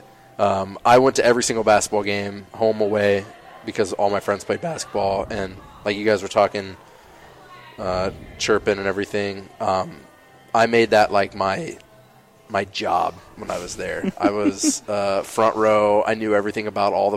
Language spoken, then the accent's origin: English; Kenton, Ohio, United States; I'm from a smallish town, Kenton, Ohio